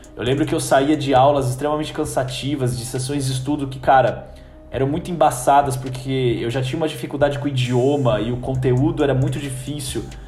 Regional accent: Brazil; moved away as an adult; also born or lived in New Zealand; eu tô saindo do Brasil numa situação que eu tô desconfortável com o meu curso, com a minha faculdade

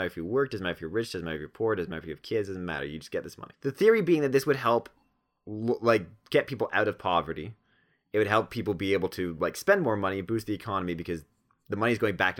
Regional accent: Toronto, Ontario, Canada; Well, I'm from Toronto

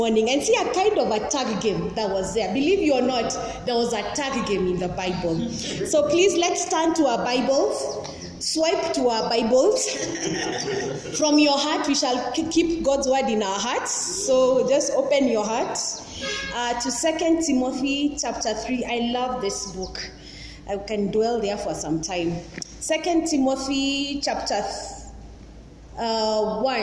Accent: Nairobi, Kenya; also born or lived in Langata; I'm from Eastlands.

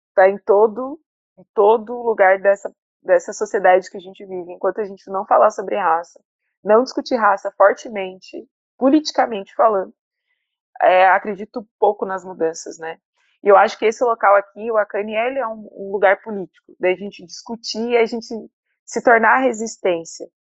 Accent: Criciúma, Santa Catarina, Brazil; moved away as an adult; now in Salvador, Brazil; eu sou do Sul, de Criciúma, uma cidade que eu tive uma escola, é, uma escola fundamental boa

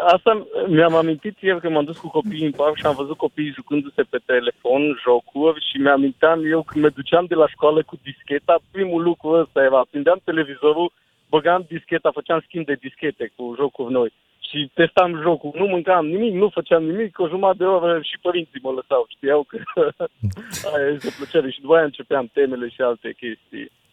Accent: Cluj-Napoca, Cluj County, Romania; eu sunt din Cluj

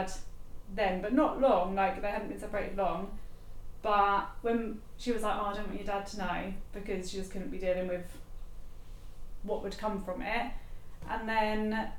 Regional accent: Felixstowe, East of England, United Kingdom; Born and raised in Felixstowe

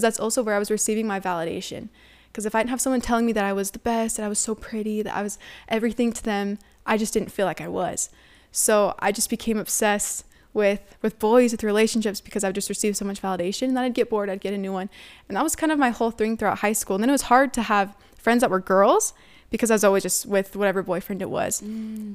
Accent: United States

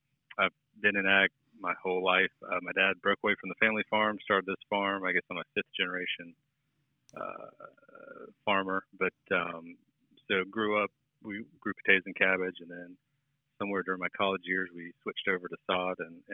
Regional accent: St. Augustine, Florida, United States; I was born and raised in St. Augustine, Florida.

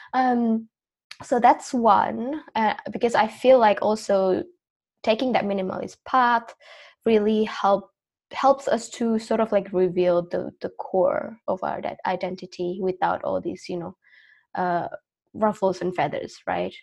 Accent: Indonesia; moved away as an adult; also born or lived in Australia; I was born and raised in Indonesia, but then I moved um, to live in Australia when I was 18.

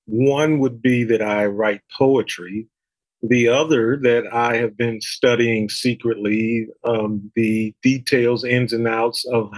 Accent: East Coast, United States; Growing up on the East Coast, whenever I can go out west and warm up and experience that the low humidity, I'm excited to go.

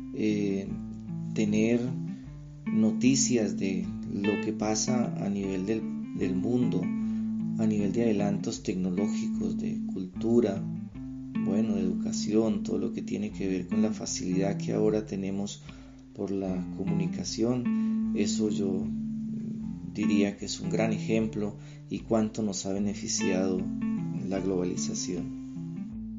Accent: Bolívar, Cauca, Colombia; now in Bogotá, Colombia; nací en Bolívar Cauca, exactamente en la vereda de Chalguayaco, soy campesino orgullosamente

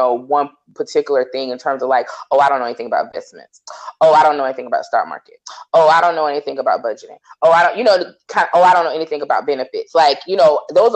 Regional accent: the South, United States; I'm a Southerner

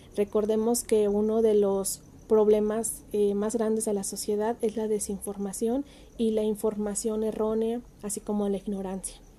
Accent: Ciudad Hidalgo, Michoacán, Mexico; yo soy de Ciudad Hidalgo, Michoacán

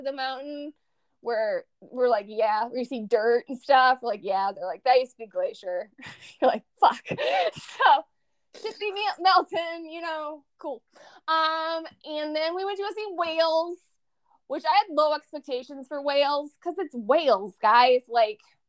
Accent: Minnesota, United States; we're from Minnesota

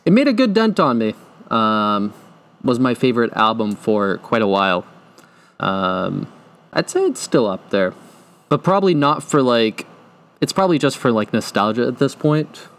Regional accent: Tewksbury, Massachusetts, United States; born or raised there

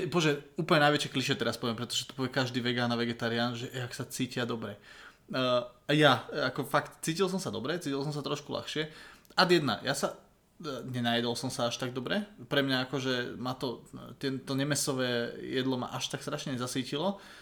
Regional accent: Budmerice, Bratislava Region, Slovakia; že u nás napríklad doma v Budmericiach sa v piatok meso, nejedlo. Keď som bol malý, tak e, som to dodržoval v podstate stále.

